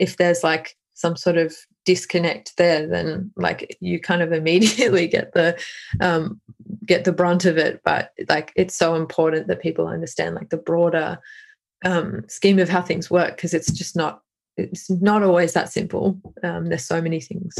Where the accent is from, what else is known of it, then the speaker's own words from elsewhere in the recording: Australia; as an Australian